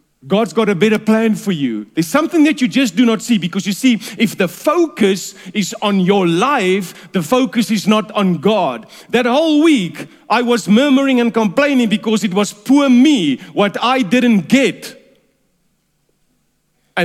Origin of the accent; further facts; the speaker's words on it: Durban, KwaZulu-Natal, South Africa; I was raised in Durban